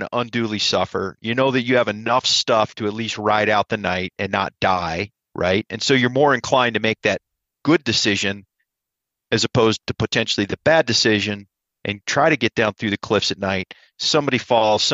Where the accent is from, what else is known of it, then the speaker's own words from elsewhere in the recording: Ohio, United States; I'm from Ohio